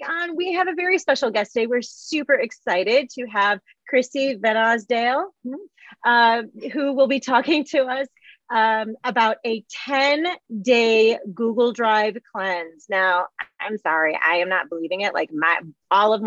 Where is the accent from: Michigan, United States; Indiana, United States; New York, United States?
Michigan, United States; I'm from Michigan, Midwest